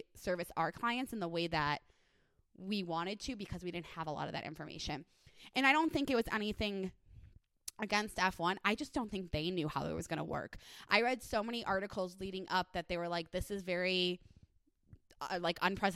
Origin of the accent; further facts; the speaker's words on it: Chicago, Illinois, United States; now in Las Vegas, United States; I grew up in Chicagoland area